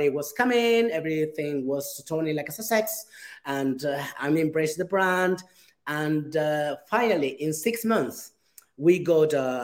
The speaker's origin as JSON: {"language": "English", "area": "Gran Canaria", "region": "Canary Islands", "country": "Spain", "moved": "yes", "said": "I came here to Las Palmas just to visit my family, because I'm from Gran Canaria"}